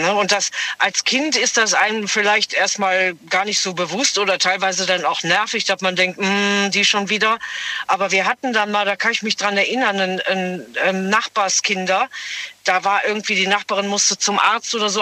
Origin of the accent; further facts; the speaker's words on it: Bergisches Land, North Rhine-Westphalia, Germany; ich bin ja gebürtig aus dem Bergischen